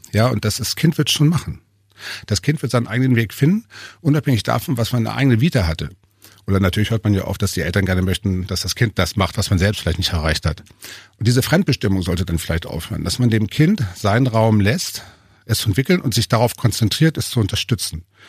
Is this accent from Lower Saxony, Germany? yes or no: yes; Hanover, Lower Saxony, Germany; also born or lived in Berlin; now in Altmühltal, Germany; eigentlich bin ich ja Hannoveraner